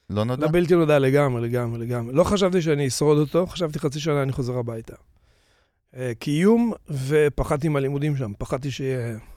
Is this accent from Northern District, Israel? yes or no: yes; Tiberias, Northern District, Israel; moved away as an adult; also born or lived in New York, United States; זה היה בטבריה, אני נולדתי מטבריה